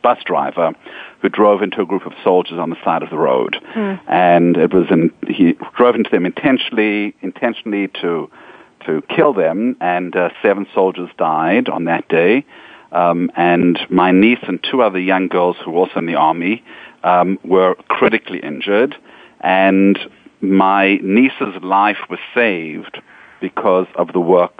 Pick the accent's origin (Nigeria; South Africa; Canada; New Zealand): South Africa; also born or lived in Israel; now in New York, United States; I come from South Africa. And I remember as a young boy in South Africa